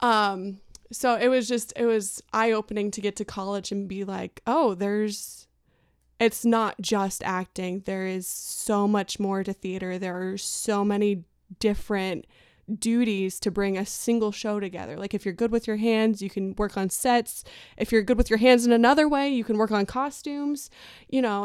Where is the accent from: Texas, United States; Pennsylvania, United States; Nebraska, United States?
Nebraska, United States; Albion; So I surprisingly grew up in a very small community of about sixteen hundred people up north. It's a town called Albion, Nebraska.